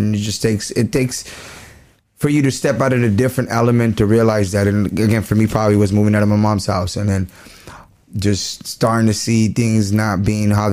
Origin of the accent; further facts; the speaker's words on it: Whittier, California, United States; also born or lived in Guanajuato; I'm from Whittier